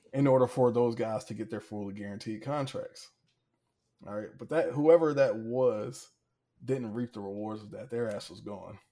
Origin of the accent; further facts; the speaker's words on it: Hampton, Virginia, United States; I'm from Hampton